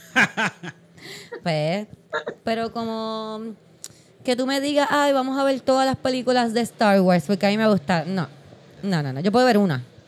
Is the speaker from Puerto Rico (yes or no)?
yes; San Juan, Puerto Rico; yo soy de Santurce